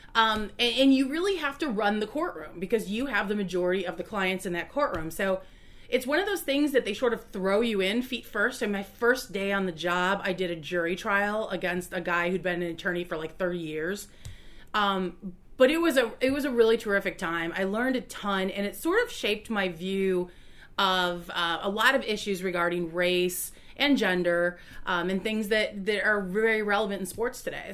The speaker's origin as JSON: {"language": "English", "town": "Roscoe", "region": "Illinois", "country": "United States", "tie": "born or raised there", "lives_now": "Chicago, United States", "said": "I grew up in Roscoe"}